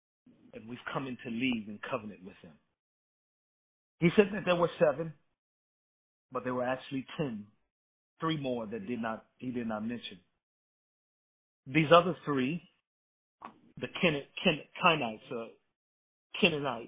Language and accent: English; Chicago, Illinois, United States; moved away as an adult; now in North Texas, United States; I grew up in the city of Chicago